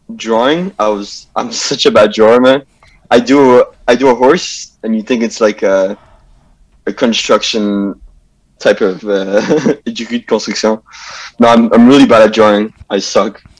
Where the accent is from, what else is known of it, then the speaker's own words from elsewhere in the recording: Montreal, Quebec, Canada; I grew up in uh, Pierrefonds, yeah. West Island